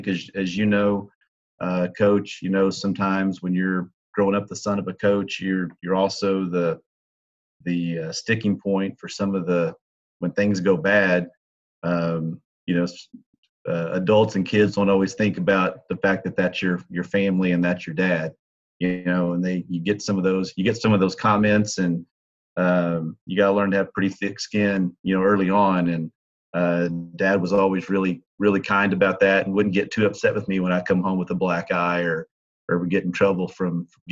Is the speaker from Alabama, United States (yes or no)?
no; Waco, Texas, United States; also born or lived in Amarillo, Texas / Midland, Texas; growing up in Waco, Texas, and having Dad coach at Baylor